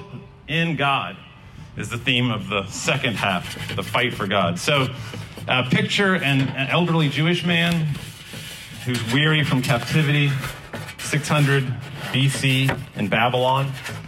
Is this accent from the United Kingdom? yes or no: yes; Glencoe, Scotland, United Kingdom; moved away as an adult; now in Raleigh, United States; In 1994, I moved from Glencoe, Scotland, to Hillsborough Street in Raleigh, to NC State.